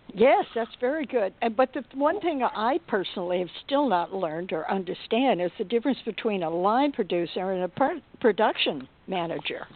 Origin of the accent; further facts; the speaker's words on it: Dallas, Texas, United States; I'm from Dallas. And I'm a true fourth generation Texan